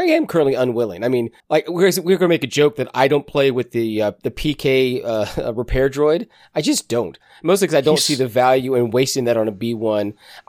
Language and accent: English; the South, United States; We're Southern.